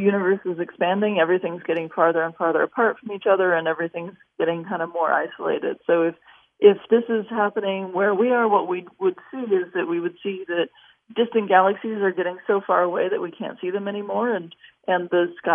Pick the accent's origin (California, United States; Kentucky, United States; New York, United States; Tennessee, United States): California, United States; Los Angeles; I grew up in Los Angeles